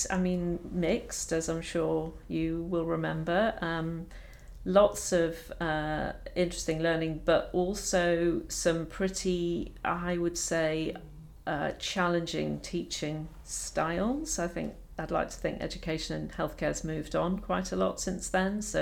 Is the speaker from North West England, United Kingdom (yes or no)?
no; Edinburgh, Scotland, United Kingdom; I had the fortune of growing up in Edinburgh, which is a beautiful city.